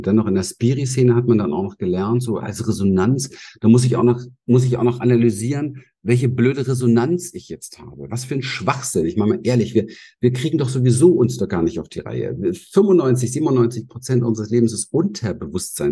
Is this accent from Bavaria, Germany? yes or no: no; Berlin, Germany; Ich bin in Berlin aufgewachsen